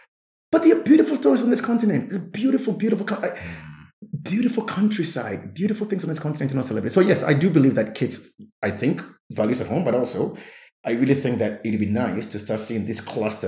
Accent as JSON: {"language": "English", "country": "Namibia", "said": "You are from Benin, I'm from Namibia, but we're having the same story."}